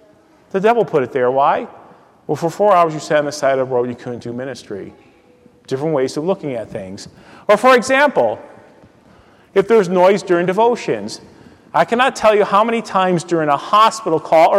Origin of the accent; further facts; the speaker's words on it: United States; as an American pastor